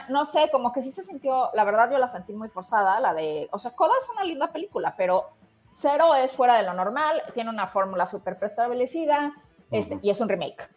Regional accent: Mexico; somos mexicanos

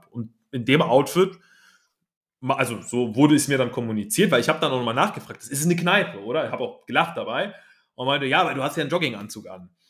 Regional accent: Cologne, North Rhine-Westphalia, Germany; Ich bin aus, ich meine, wo soll ich denn hin? ich bin aus Köln.

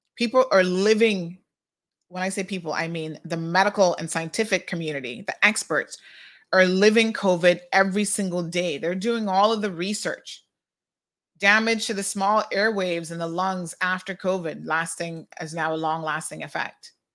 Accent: United States; now in Cayman Islands; in the U S we say laboratories

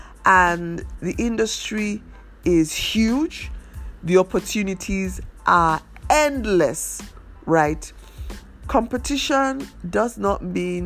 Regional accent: Nigeria; as a Nigerian designer

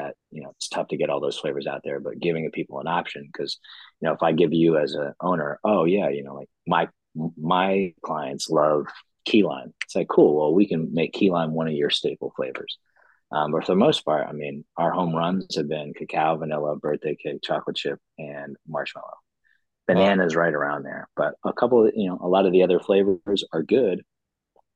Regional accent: New York, United States; moved away; I'm originally from New York

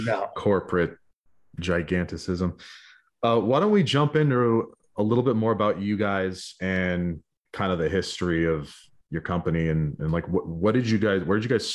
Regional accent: Arcata, California, United States; You guys know I'm from Humboldt, right? Like I went to Arcata High School.

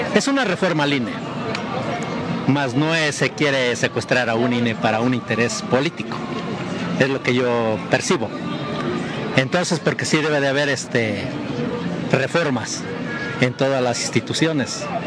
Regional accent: Mexico; soy mexicano al 100%

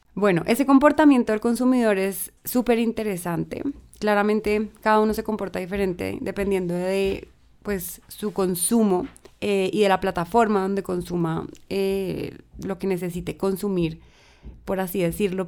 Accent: Colombia; nosotros como colombianos

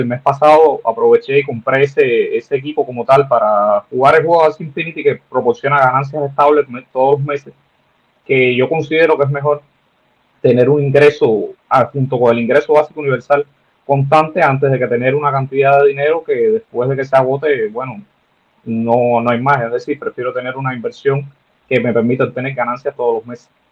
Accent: Cuba; nosotros los cubanos

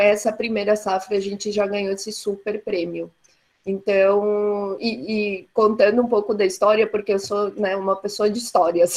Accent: Santa Catarina, Brazil; nos dar muito orgulho como catarinenses

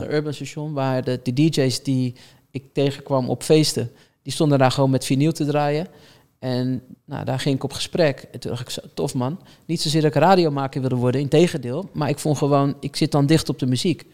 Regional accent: Rotterdam, South Holland, Netherlands; ik kom uit Rotterdam. Ik woonde aan de oostkant van Rotterdam.

